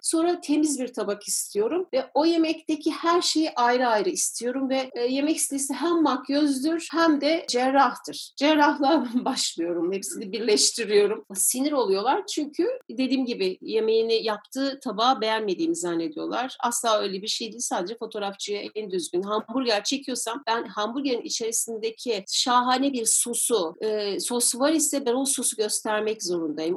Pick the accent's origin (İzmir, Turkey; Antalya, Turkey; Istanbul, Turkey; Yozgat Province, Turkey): İzmir, Turkey; Ben İzmir'de doğdum